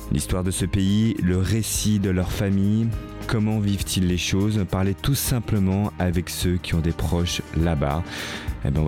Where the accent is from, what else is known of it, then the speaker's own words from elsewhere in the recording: Kyiv, Ukraine; French is a second language; now in France; Directement de Kiev.